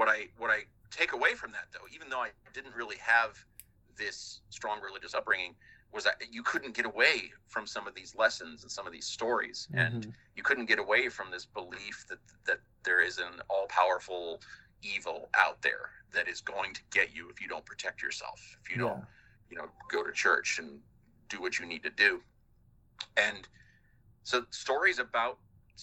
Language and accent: English; Midwest, United States; growing up in just growing up in the Midwest.